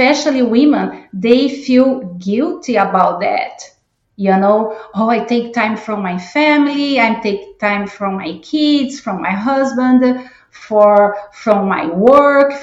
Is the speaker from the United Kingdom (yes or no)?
no; Brazil; English is a second language; moved away as an adult; also born or lived in Chicago area, United States; now in Georgia, United States; I am originally from Brazil, and I've been living in the United States for 25 years